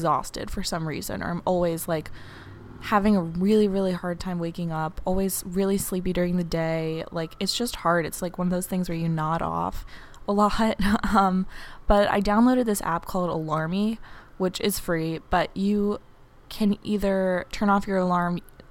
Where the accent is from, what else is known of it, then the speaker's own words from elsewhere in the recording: New York City, New York, United States; moved away as an adult; now in Cambridge, United States; an 18-year-old girl at Harvard University, but I am from New York City